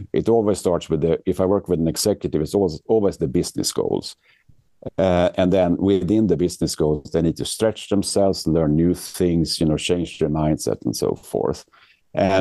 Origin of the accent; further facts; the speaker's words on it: Sweden; moved away as an adult; now in New York, United States; I'm actually born and raised in Sweden, but I moved here to the US about 10 years ago. I live in New York